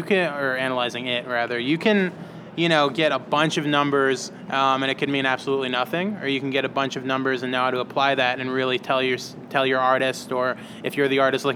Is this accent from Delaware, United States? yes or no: no; Chicago, Illinois, United States; moved away as an adult; also born or lived in New York / East Coast; now in Los Angeles, United States; I was born in New York, a little bit raised on the East Coast for 8 years, and then was really raised in Chicago.